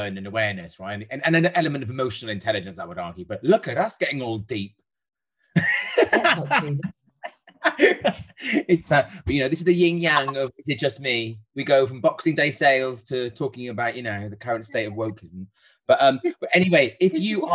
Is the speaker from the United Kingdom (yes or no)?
yes; Wales, United Kingdom; I'm Welsh